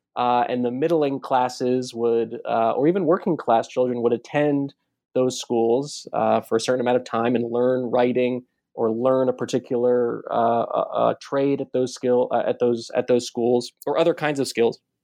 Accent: Baltimore, Maryland, United States; I grew up in Baltimore, uh, not not too far from Washington D.C.

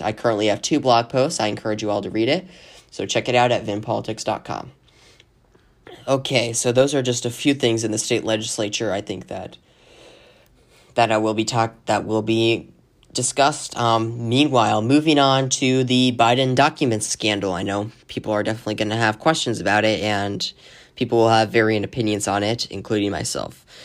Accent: Arizona, United States; my home state of Arizona

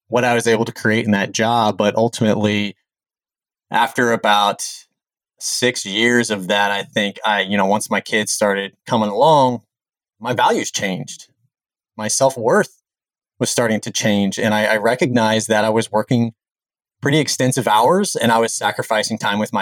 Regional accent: Jefferson City, Missouri, United States; I grew up in the Jefferson City, Missouri area

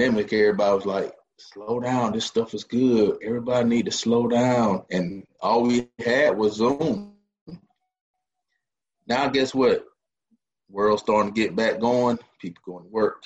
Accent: Tifton, Georgia, United States; now in Columbus, United States; Originally, I'm from Tifton, Georgia. That is South Georgia

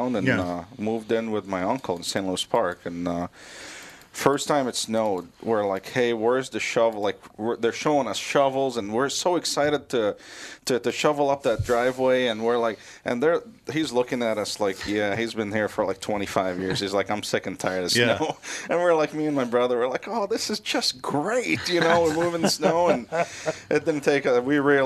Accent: Beirut, Beirut Governorate, Lebanon; now in Minnesota, United States; I grew up in Beirut.

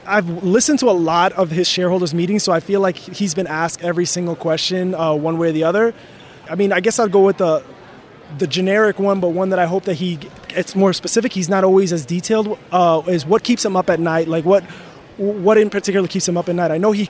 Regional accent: Minneapolis, Minnesota, United States; I'm from Minneapolis, Minnesota.

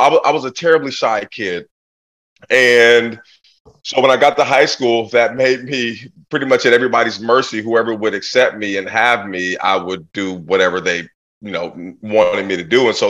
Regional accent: Portland, Oregon, United States; I grew up in Portland, Oregon in the 80s

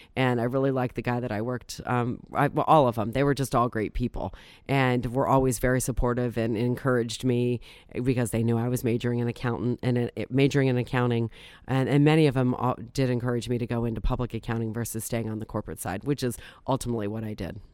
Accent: Akron, Ohio, United States; also born or lived in Green, Ohio; I was born and raised in Akron, and essentially I've lived in the region, uh, the, my entire life.

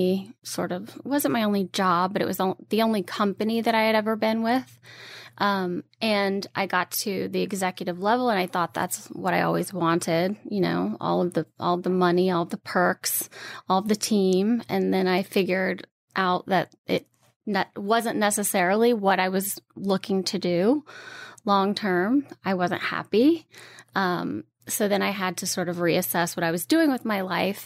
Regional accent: Louisiana, United States; moved away as an adult; now in New York, United States; I am born and raised in Louisiana. I moved to New York right out of college

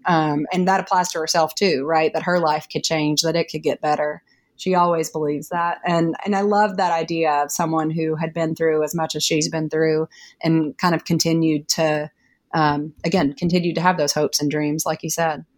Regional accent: East Tennessee, United States; now in Massachusetts, United States; It's where I grew up. I grew up in East Tennessee in the mountains.

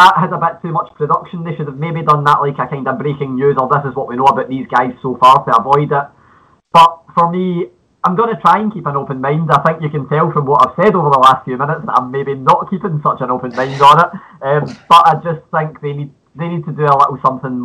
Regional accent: Scotland, United Kingdom; accent: Scottish (implied); you can tell from my accent

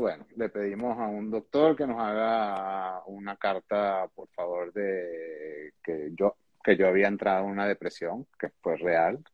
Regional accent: Venezuela; moved away as an adult; yo nací en Venezuela

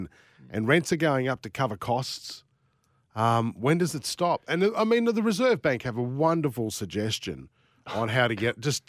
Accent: Sydney, New South Wales, Australia; moved away; I saw the change happen in Sydney when I was in primary school

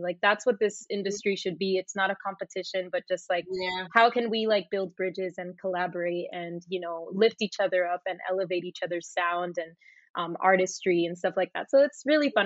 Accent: Puerto Rico; moved away as an adult; also born or lived in Miami, Florida, United States / Florida, United States; now in Los Angeles, United States; I was born in Miami. I was raised in Puerto Rico.

